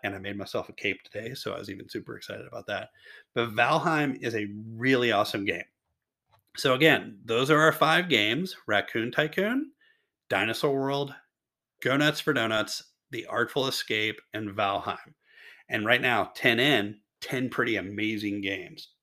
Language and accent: English; Louisville, Kentucky, United States; the hometown hero Jennifer Lawrence from my hometown as well